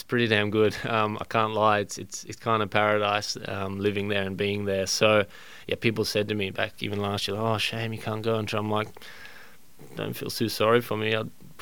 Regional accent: Australia; As an Australian

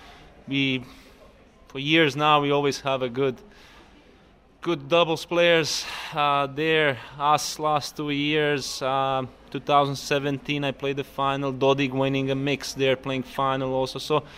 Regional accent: Split, Split-Dalmatia County, Croatia; English is a second language; and we all kind of in Croatia, we, especially me coming from Split, we grew up on Goran's Wimbledon 2001, and that kind of sticks to you

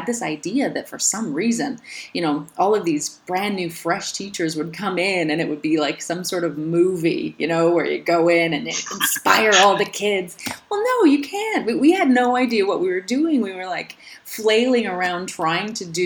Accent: Alberta, Canada; born or raised there; now in Slovenia

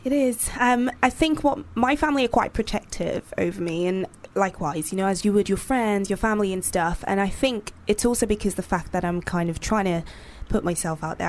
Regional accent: Nigeria; I grew up in Nigeria

